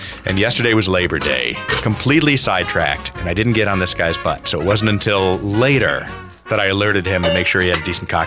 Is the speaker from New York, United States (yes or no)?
yes; Buffalo, New York, United States; moved away; also born or lived in Minnetonka, Minnesota; I grew up in Buffalo, New York